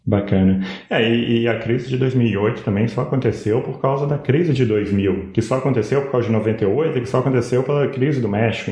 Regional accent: Brazil; a gente é brasileiro

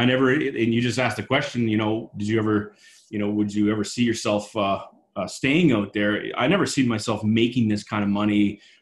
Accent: Halifax, Nova Scotia, Canada; moved away as an adult; I'm originally from Halifax, Nova Scotia

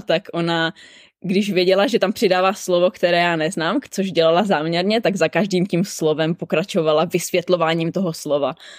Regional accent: Czechia; moved away as an adult; now in Sydney, Australia; my Češi

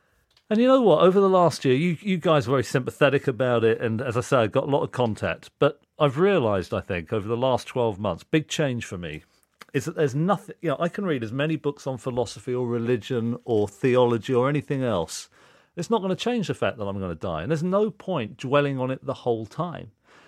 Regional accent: Reading, South East England, United Kingdom; Reading, yeah.

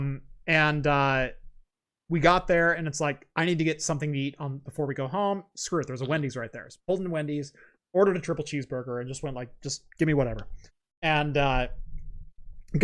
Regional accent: Oregon, United States; we're from Oregon. We're 90 minutes from any coast. I've lived within 90 minutes of the Pacific Ocean my entire life

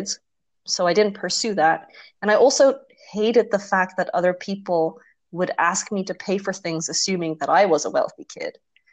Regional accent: Netherlands; growing up in Holland

